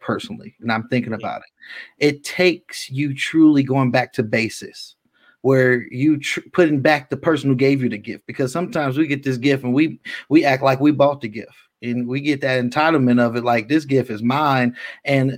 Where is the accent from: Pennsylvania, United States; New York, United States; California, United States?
California, United States; Richmond; also born or lived in Antioch, California; I'm from South Richmond